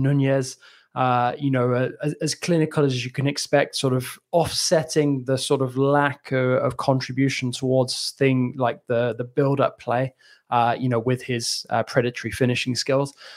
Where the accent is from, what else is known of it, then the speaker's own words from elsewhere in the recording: England, United Kingdom; as an Englishman